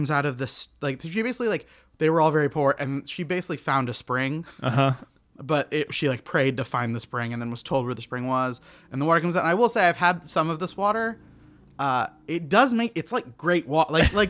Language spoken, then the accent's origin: English; Tulsa, Oklahoma, United States; I'm from Oklahoma.